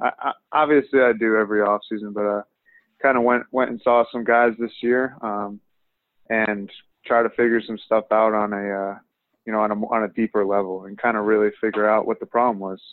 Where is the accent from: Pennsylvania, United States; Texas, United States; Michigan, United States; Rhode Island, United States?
Rhode Island, United States; moved away as an adult; I'm from Rhode Island